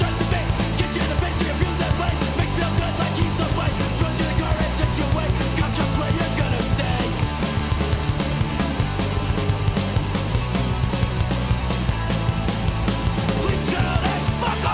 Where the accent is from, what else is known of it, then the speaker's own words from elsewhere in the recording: New Jersey, United States; my home state of New Jersey